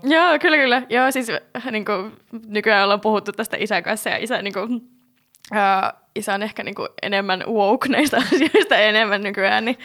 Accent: Jyväskylä, Central Finland, Finland; moved away; mä oon alun perin siis Jyväskylästä kotoisin

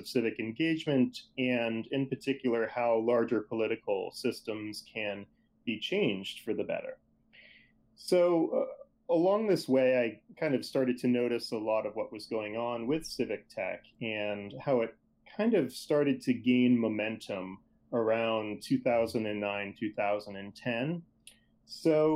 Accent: outside of Boston, Massachusetts, United States; I grew up outside of Boston, Massachusetts

